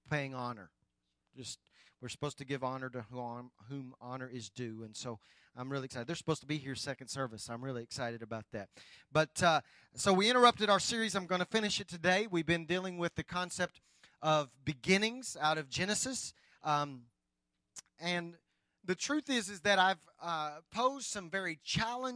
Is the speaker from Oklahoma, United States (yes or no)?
yes; Anadarko, Oklahoma, United States; I grew up in Anadarko and traveled over to Apache all of my teenager years.